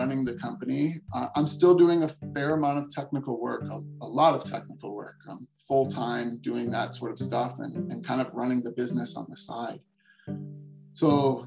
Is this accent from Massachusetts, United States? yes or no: no; Chicago, Illinois, United States; moved away as an adult; also born or lived in Colorado; I was coming from suburban Chicago